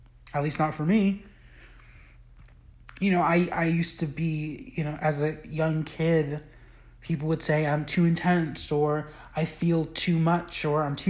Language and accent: English; United States; growing up in the United States